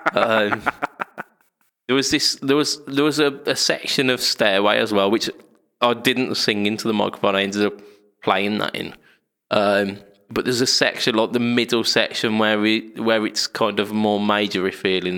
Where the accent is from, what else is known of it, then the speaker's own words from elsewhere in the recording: United Kingdom; We're British.